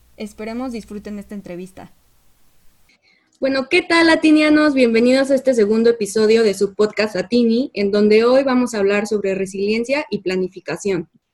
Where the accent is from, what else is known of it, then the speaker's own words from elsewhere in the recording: Mexico; como mexicanos, ¿tú a qué crees que nos estamos enfrentando?